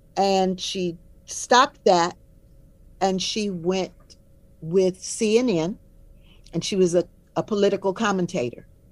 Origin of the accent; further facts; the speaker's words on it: Omaha, Nebraska, United States; I am from Omaha, so I grew up knowing Mrs. Mildred Brown